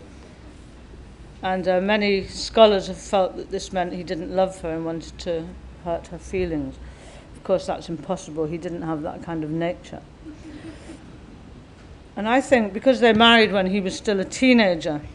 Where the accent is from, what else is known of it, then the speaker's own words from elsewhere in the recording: England, United Kingdom; my mother, who was from an Irish family, grew up in Scotland, and then I grew up in England